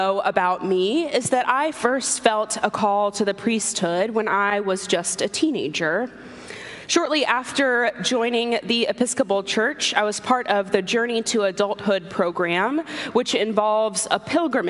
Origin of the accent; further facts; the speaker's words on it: Atlanta, Georgia, United States; moved away as an adult; also born or lived in Sewanee, Tennessee / Austin, Texas / Fayetteville, Arkansas; now in Washington, DC, United States; I grew up in Atlanta. I was born and raised there. I lived there until I went to college.